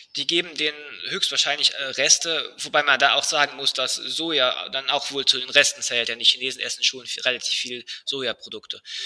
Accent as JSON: {"language": "German", "country": "Germany", "said": "bei uns in Deutschland"}